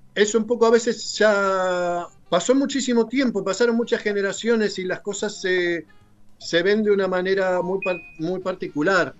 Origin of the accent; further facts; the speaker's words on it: Argentina; moved away as an adult; Cuando yo me fui de Argentina la primera vez, allí por el 91